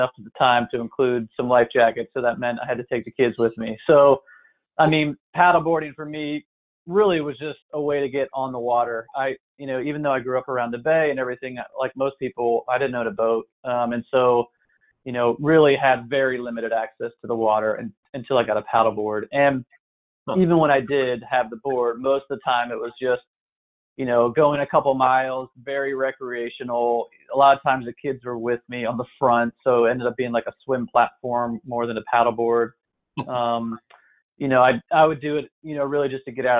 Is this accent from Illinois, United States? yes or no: no; Annapolis, Maryland, United States; also born or lived in Washington, D.C. / Baltimore; I grew up in Annapolis, have pretty much lived here my whole life.